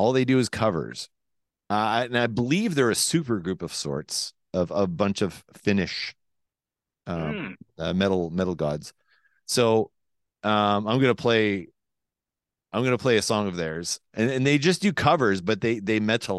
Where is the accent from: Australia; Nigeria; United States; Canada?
Canada; Quebec; accent: Quebec; That's my Quebec accent trying to imitate Finland accent. Finland by way of Quebec.